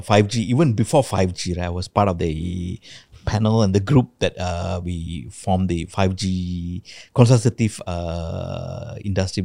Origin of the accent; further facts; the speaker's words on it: Malaysia; I'm a Malaysian